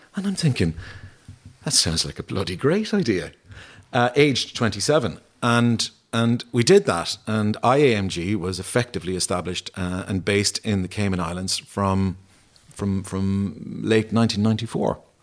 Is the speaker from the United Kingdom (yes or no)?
no; Ennis, Munster, Ireland; growing up in Ennis